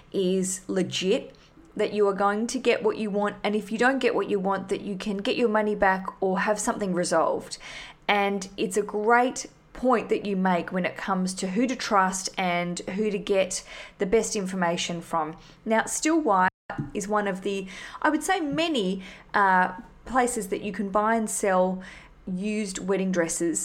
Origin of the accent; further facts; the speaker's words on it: Australia; now in London, United Kingdom; I'm Australian.